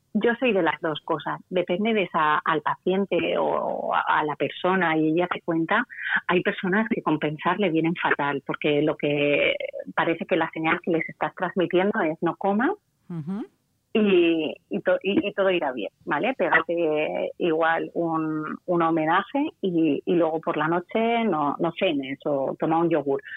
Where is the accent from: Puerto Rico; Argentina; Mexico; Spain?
Spain; Valencia, Valencian Community; yo soy de Valencia